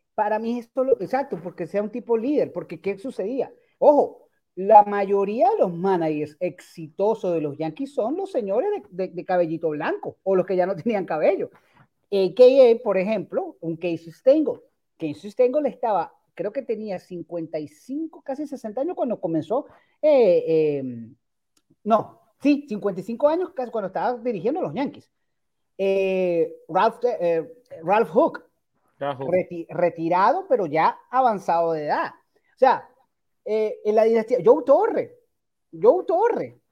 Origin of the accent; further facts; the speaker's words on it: Venezuela; Y no solamente somos los venezolanos